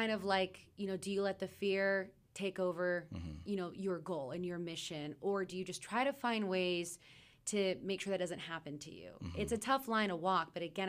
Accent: Oklahoma, United States; also born or lived in Texas; I come from Oklahoma and Texas where it's pretty flat.

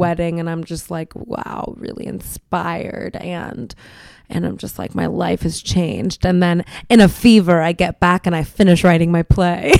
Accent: Miami, Florida, United States; I'm Cuban, you know, I'm from Miami

